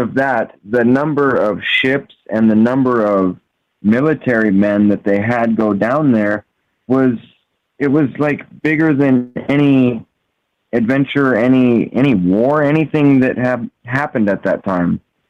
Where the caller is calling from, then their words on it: Washington, United States; …, Washington State.